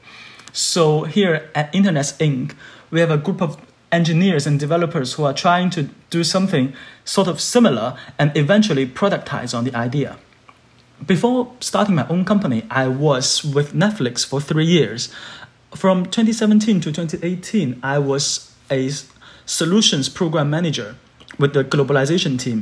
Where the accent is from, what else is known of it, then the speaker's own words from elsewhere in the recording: Guangzhou, Guangdong, China; English is a second language; moved away; I grew up in Guangzhou, which is a bilingual area